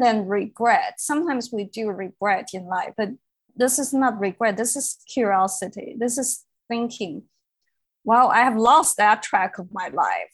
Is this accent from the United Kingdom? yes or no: no; Beijing, China; moved away; I grew up in Beijing